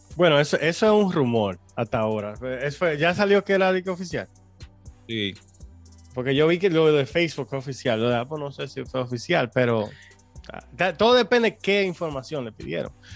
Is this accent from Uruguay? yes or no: no; Dominican Republic; moved away; nosotros somos dominicanos